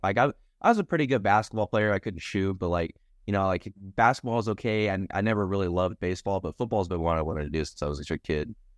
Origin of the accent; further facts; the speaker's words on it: Norman, Oklahoma, United States; moved away as an adult; now in Lincoln, United States; I'm from Norman, Oklahoma